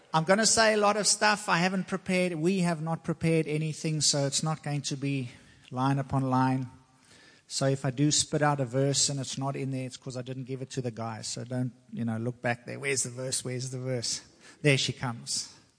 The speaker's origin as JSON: {"language": "English", "country": "South Africa", "moved": "yes", "lives_now": "United States", "said": "I'm from South Africa"}